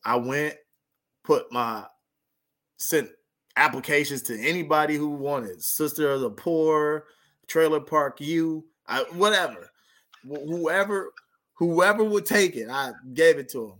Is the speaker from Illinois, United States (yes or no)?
no; near Lancaster, Palmdale, California, United States; moved away as an adult; also born or lived in South Dakota; right by my hometown